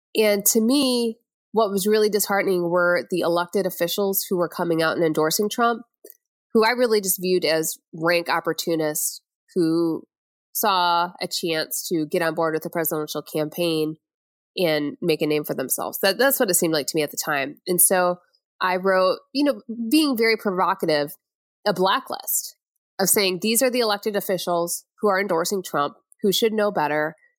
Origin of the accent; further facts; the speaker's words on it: Flint, Michigan, United States; moved away; I'm from Flint, Michigan, outside of there